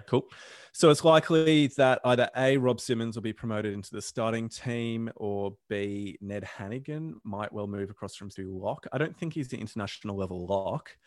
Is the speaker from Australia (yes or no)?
yes; Australia; I'm an Aussie